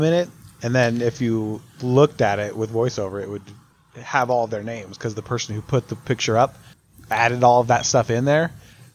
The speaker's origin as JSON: {"language": "English", "region": "New Mexico", "country": "United States", "tie": "born or raised there", "said": "I grew up in New Mexico"}